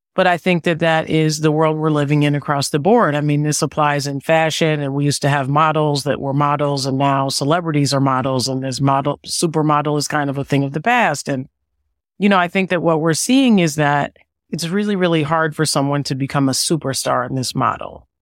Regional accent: Evanston, Illinois, United States; moved away; also born or lived in Washington, D.C. / New York; I am originally from Evanston, Illinois, a suburb of Chicago

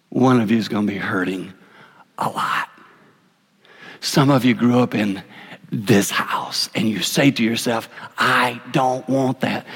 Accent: Six Mile, South Carolina, United States; I grew up in a little town called Six Miles, South Carolina. I know y'all can hear my accent

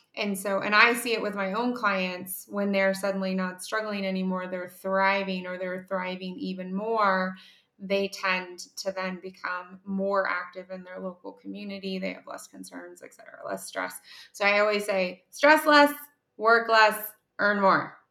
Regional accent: Ohio, United States; I'm from Ohio, which is the headquarters of Kroger.

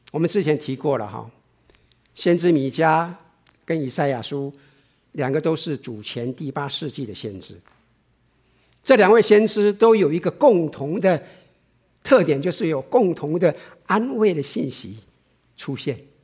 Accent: Taiwan; moved away; 我以前在台湾的时候

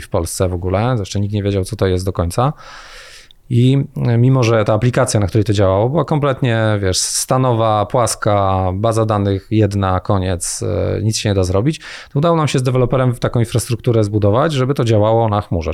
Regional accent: Jaworzno, Silesian Voivodeship, Poland; also born or lived in Gliwice / Rybnik; ja w ogóle jestem z Jaworzna

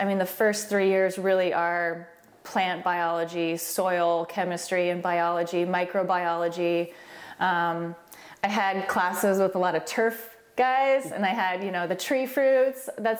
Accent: Alaska, United States; moved away as an adult; also born or lived in Pullman, Washington; now in Oregon, United States; Growing up in Alaska? Exactly. It was the best. I mean, I was a typical outdoors, wild Alaska kid.

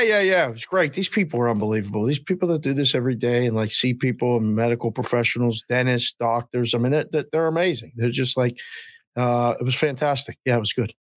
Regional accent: Pittsburgh, Pennsylvania, United States; now in Las Vegas, United States; I'm from Pittsburgh and I I was seven in in uh, in '78

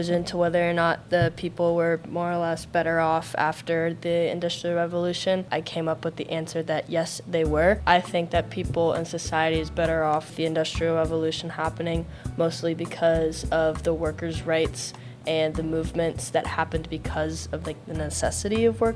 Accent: Annapolis, Maryland, United States; I'm from Annapolis, Maryland

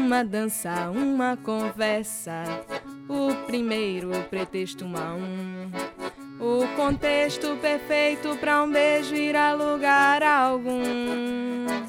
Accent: Rio Grande do Norte, Brazil; minha terra, hum, lá do Rio Grande do Norte

